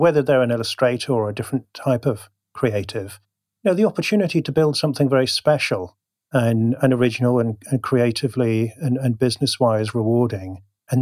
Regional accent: United Kingdom; I'm a poet, and even worse than that, I'm British

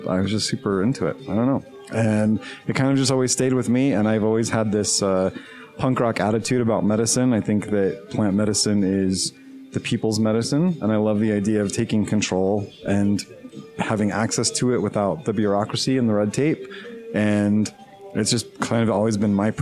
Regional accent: West Valley City, Utah, United States; I'm from here. Yes, I grew up in West Valley. I grew up in Kearns adjacent.

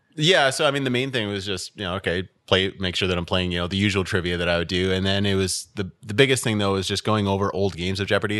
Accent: Ottawa, Ontario, Canada; also born or lived in Aylmer; I grew up in Ottawa. I've only ever lived in Ottawa

